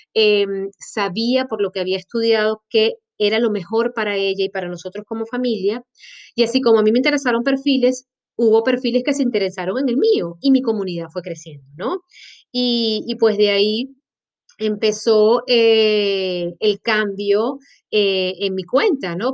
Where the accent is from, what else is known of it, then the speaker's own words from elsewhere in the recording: Maracaibo, Zulia, Venezuela; moved away as an adult; also born or lived in Caracas, Venezuela / Colombia; now in Montevideo, Uruguay; este cuerpecito indómito es venezolano, de la mejor tierrita que puede tener ese país y lo siento por los demás que están escuchando este podcast. Pero sí, soy de Maracaibo